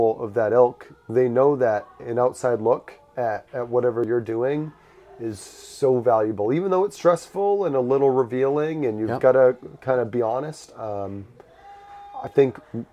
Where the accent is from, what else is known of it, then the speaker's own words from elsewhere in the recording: Worcester, Massachusetts, United States; I grew up in Worcester, and there is a disc golf course there